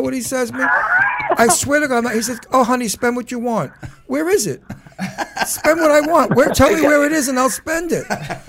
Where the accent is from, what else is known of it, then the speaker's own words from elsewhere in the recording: New York City, New York, United States; I'm from Brooklyn.